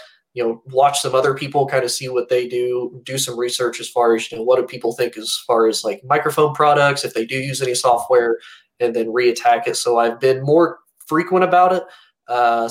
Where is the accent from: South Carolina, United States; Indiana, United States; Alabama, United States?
Indiana, United States; Indianapolis; moved away; Growing up, at least in the state that I grew up. So I'm from Indianapolis, Indiana originally